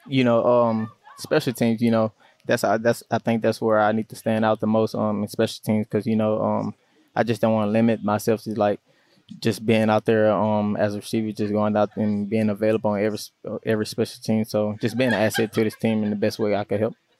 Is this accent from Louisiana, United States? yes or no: yes; Louisiana, United States; moved away as an adult; now in California, United States; I'm from Louisiana